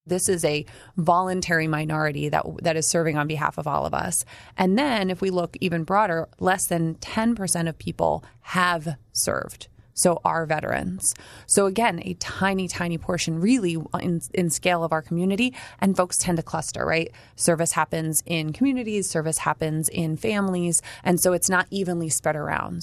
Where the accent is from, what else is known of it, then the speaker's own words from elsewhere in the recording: New Jersey, United States; I grew up near the Joint Bases in Jersey